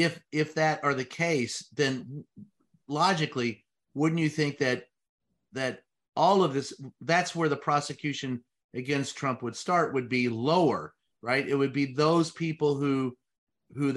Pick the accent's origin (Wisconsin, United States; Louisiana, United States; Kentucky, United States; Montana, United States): Kentucky, United States; moved away; also born or lived in Missouri; I grew up in Kentucky